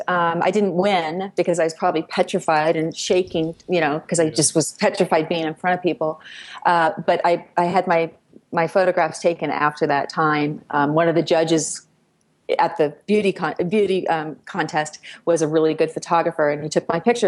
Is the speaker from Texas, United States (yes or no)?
no; Livermore, California, United States; I grew up outside of San Francisco. I grew up in a town called Livermore.